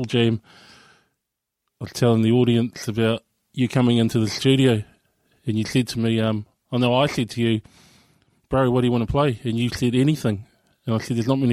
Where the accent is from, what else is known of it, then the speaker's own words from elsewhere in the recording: Dunedin, Otago, New Zealand; also born or lived in Invercargill; I was brought up here in New Zealand. I was born in Invercargill, and our family moved to here in Dunedin, Otipoti, in the early 80s